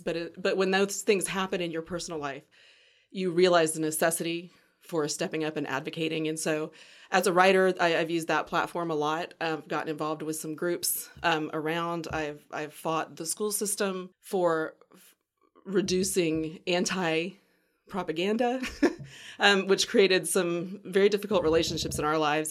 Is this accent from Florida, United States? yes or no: yes; Pensacola, Florida, United States; moved away as an adult; now in Mobile, United States; I grew up in Pensacola